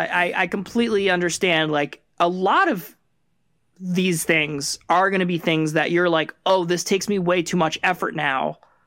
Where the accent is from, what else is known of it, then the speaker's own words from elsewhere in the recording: Rhode Island, United States; I grew up in Rhode Island and we went to the beach and we went to Block Island.